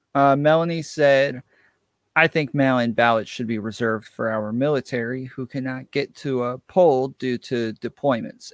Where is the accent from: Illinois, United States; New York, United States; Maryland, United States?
New York, United States; now in Atlanta, United States; I'm originally from New York